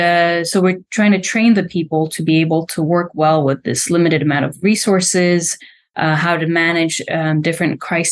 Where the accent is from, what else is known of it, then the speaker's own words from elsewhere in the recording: Slovakia; English is a second language; moved away as an adult; I'm from Slovakia, a country that doesn't have much of a space program going on. Definitely has much more now going on than it had when I was a little girl